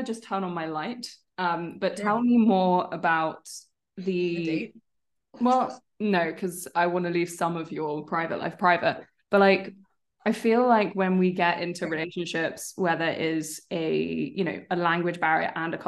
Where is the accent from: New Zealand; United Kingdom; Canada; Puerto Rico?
United Kingdom; England; I'm English.